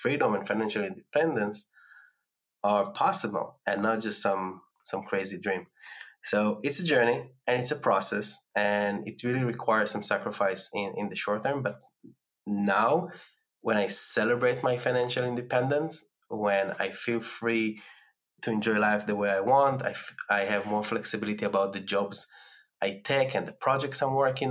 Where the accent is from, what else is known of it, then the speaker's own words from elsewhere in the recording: Tel Aviv, Tel Aviv District, Israel; moved away as an adult; my hometown in Tel Aviv